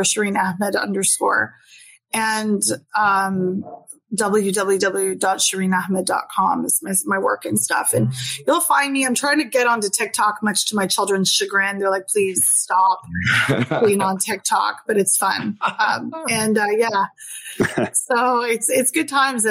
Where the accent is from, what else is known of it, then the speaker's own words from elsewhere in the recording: Halifax, Nova Scotia, Canada; moved away; I'm from Halifax originally